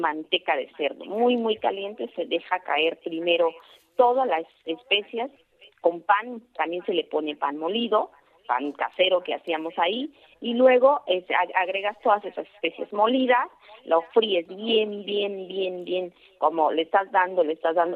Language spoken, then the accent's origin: Spanish; Oaxaca, Mexico; soy oaxaqueña, de que soy mexicana